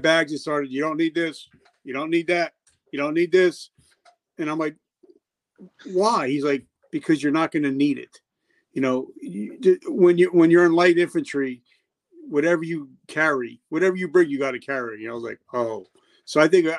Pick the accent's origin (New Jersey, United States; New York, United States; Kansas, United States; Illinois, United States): New Jersey, United States; moved away; also born or lived in South Carolina; I grew up in New Jersey